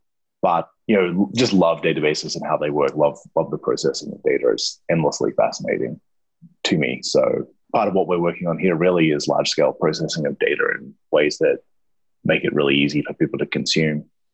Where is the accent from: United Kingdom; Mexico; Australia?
Australia; Yeah, I surfed a lot as well being Australian